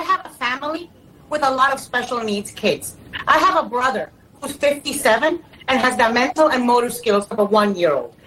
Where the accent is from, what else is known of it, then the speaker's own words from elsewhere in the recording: New York City, New York, United States; I was born in New York City